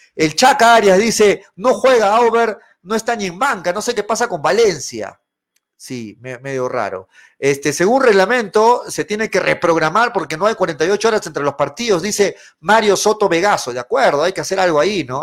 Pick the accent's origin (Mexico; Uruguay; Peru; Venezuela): Peru